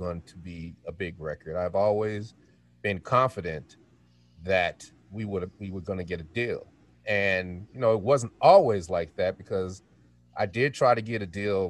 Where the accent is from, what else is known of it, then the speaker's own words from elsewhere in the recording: Denver, Colorado, United States; moved away as an adult; also born or lived in Sacramento, California / Atlanta, Georgia; we're from Denver. We met in high school